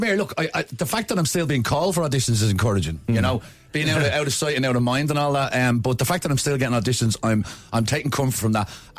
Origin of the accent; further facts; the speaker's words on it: Dublin, Leinster, Ireland; I thought you knew I was from Ballymun.